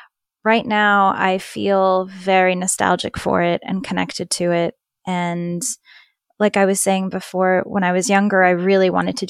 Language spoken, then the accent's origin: English; Sarajevo, Bosnia & Herzegovina; you know, we're both from Sarajevo, so we've been back.